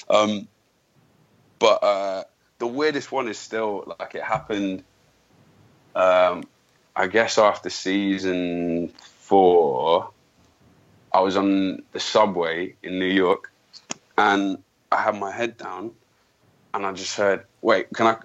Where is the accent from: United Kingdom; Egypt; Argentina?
United Kingdom; I'm British. I'm British.